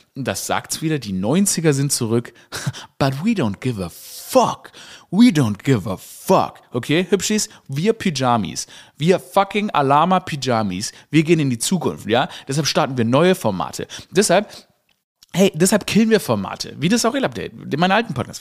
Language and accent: German; Stuttgart, Baden-Württemberg, Germany; ich bin ja in Stuttgart aufgewachsen